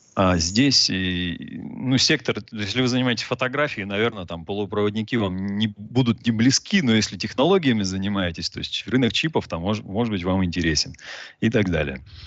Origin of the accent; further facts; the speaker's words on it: Novosibirsk, Novosibirsk Oblast, Russia; now in Cyprus; я изначально из Новосибирска, живу на Кипре сейчас